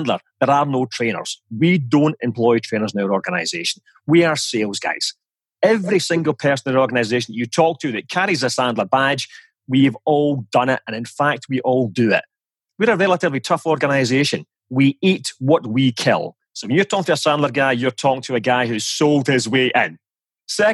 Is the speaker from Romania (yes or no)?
no; Scotland, United Kingdom; moved away as an adult; also born or lived in United States; now in Switzerland; as you can probably tell from my charming accent, I am Scottish